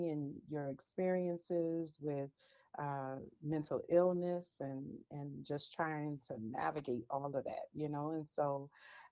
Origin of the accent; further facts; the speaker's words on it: New Orleans, Louisiana, United States; I am from New Orleans, Louisiana, born and raised.